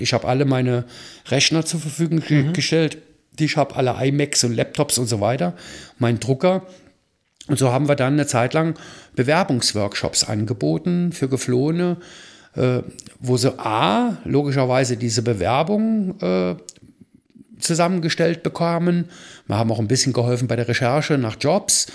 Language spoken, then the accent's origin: German; Rhineland, Germany; now in Fürth, Germany; als Rheinländer